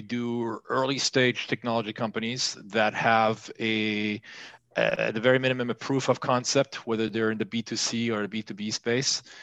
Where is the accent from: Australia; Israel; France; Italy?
France; moved away as an adult; also born or lived in Los Angeles, United States; now in Sarlat, France; I was born and raised in France